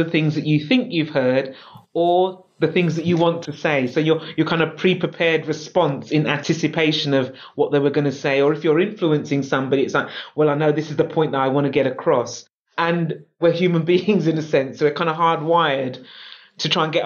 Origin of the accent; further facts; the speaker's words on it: London, United Kingdom; I'm a Londoner. So I was born in London. I love London.